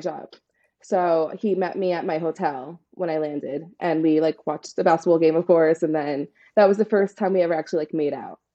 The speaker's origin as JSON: {"language": "English", "town": "New York City", "region": "New York", "country": "United States", "said": "I'm from Staten Island, New York"}